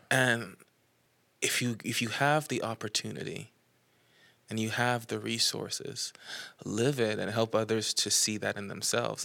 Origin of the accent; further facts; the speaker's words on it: Nassau, New Providence, Bahamas; moved away as an adult; now in Knoxville, United States; I am from Nassau, the Bahamas. I have lived in Knoxville, Tennessee for ten years now